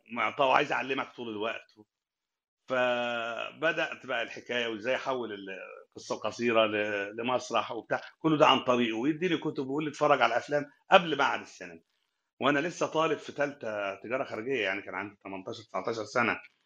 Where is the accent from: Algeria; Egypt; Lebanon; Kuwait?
Egypt; Sohag, Sohag Governorate; moved away as an adult; now in Cairo, Egypt; من اول ما جيت القاهره من الصعيد